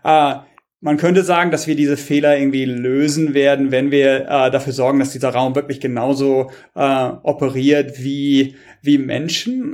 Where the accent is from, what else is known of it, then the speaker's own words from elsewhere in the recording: Germany; moved away; ich komme auch manchmal zurück nach Deutschland